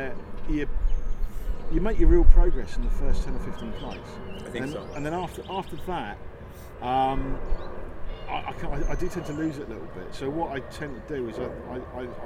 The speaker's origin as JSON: {"language": "English", "country": "United Kingdom", "said": "I'm British"}